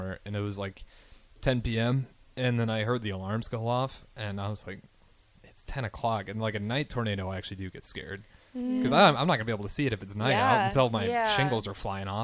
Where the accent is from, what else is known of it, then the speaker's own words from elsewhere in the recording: Pender, Nebraska, United States; moved away; my hometown, Northeast Nebraska, Pender